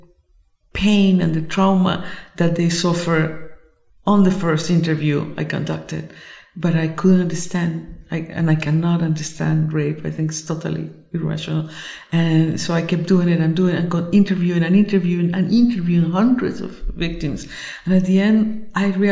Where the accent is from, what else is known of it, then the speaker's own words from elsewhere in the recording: Colombia; I come from Colombia